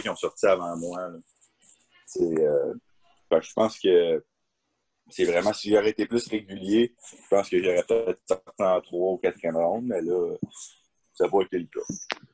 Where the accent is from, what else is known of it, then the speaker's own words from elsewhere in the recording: Asbestos, Quebec, Canada; also born or lived in Berlin, Germany; on, vient de la, même ville, on vient de l'Asbestos